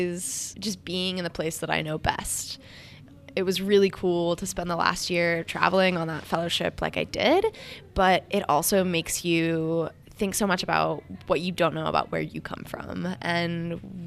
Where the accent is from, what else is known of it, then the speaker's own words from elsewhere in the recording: Sutton, Alaska, United States; moved away as an adult; now in Anchorage, United States; I'm 23, and I'm from Sutton, Alaska